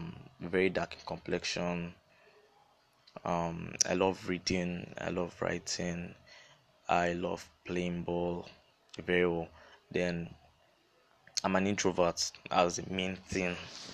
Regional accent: Akwa Ibom, Nigeria; It's easier to pronounce. I'm also Yoruba side. I'm from Akwa Ibom. My mom's Yoruba. That's the reason for … also. Then I'm a boy. Very dark in complexion.

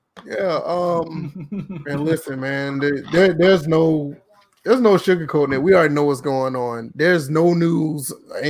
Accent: Georgia, United States; I mean, I'm from Georgia, South Carolina, all the same, but it's bad down here.

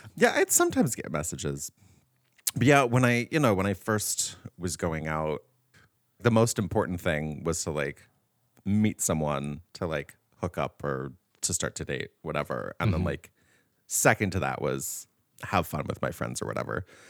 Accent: Riverside, California, United States; moved away as an adult; now in San Francisco, United States; I wanted to leave my hometown, but I wanted to stay in California because I was born and raised here

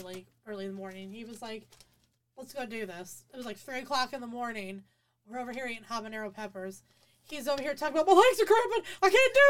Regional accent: Mansfield, Ohio, United States; also born or lived in Shelby, Ohio; this is always going to be my hometown

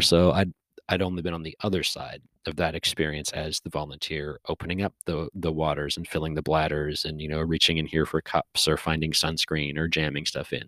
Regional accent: Canada; I was from Canada

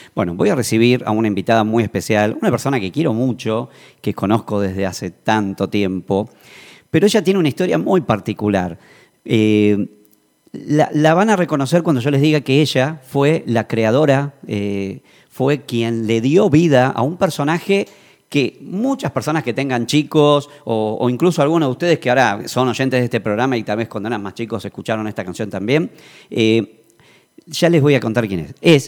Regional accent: Buenos Aires, Argentina; now in Tucumán, Argentina; yo soy de Buenos Aires y ahora estoy viviendo acá en esta provincia también

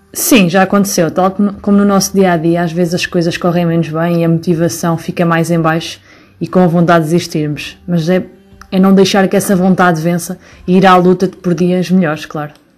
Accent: Coimbra, Centro, Portugal; Eu nasci e vivi sempre em Coimbra

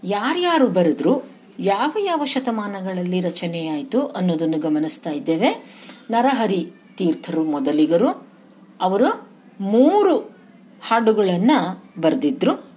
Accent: Koppar, Karnataka, India; moved away; ನಮ್ಮ ಊರು ಕೊಪ್ಪರ ನನ್ನ ತವರು ಮನೆ

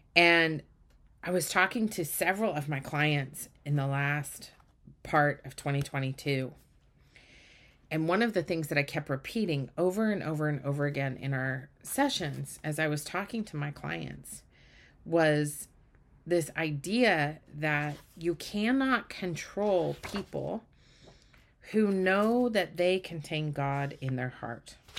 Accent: Utah, United States; I grew up in Utah

